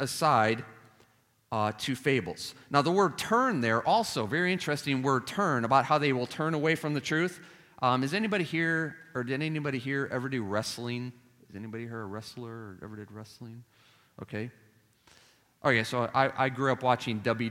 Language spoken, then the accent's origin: English; Chicago, Illinois, United States; moved away; Now I'm Chicagoan. I don't have a Southern accent